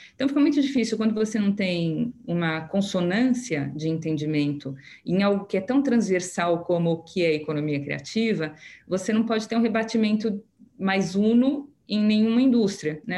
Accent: Brazil; nós somos brasileiros

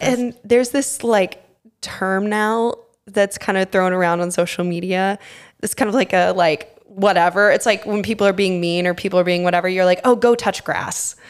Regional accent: Texas, United States; now in New York, United States; I grew up in Texas

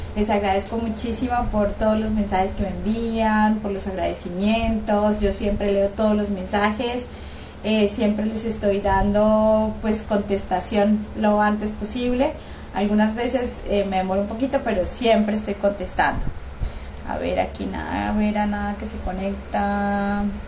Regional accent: Colombia; Yo estoy en Colombia, soy colombiana.

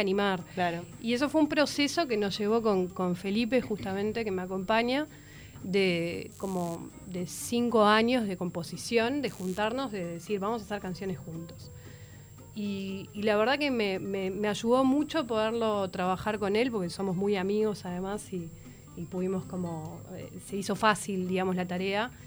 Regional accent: Uruguay; born or raised there; also born or lived in Paris, France

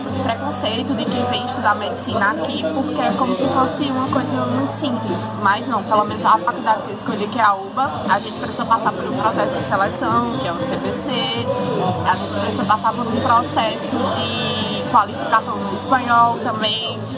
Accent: Caruaru, Pernambuco, Brazil; moved away as an adult; now in Buenos Aires, Argentina; Caruaru, que é o lugar de onde eu vim

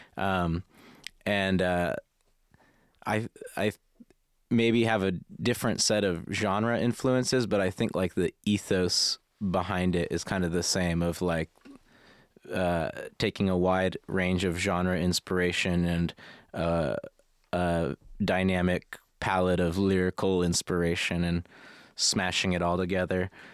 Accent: United States; as an American with no distinct interest in architecture

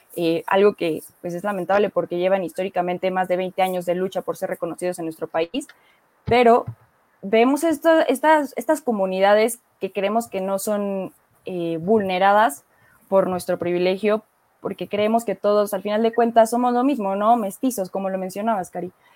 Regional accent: Mexico; aquí en México

